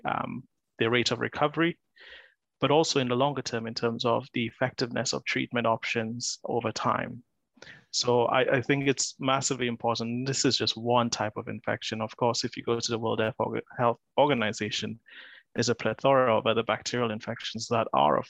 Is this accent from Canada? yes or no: no; St. Lucia; moved away as an adult; now in Bristol, United Kingdom; I'm originally from St. Lucia, so I moved quite a few thousand miles